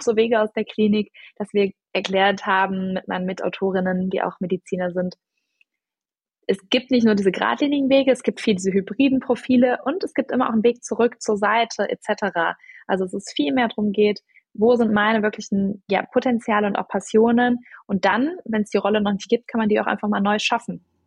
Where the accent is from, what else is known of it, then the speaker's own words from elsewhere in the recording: Germany; also born or lived in Cologne; ich bin Deutsche und lebe auch in Köln